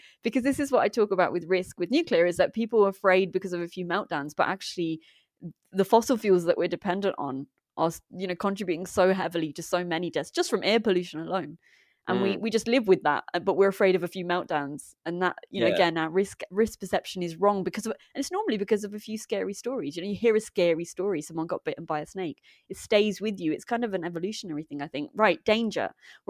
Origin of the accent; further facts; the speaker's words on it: United Kingdom; born there; Okay, my parents migrated here from the Punjab in India. But I am British born and have only been there twice when they made me go.